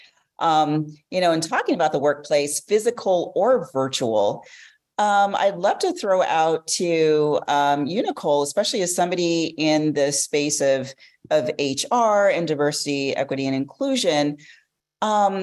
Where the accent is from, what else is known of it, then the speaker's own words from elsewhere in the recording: Los Angeles, California, United States; I'm from Los Angeles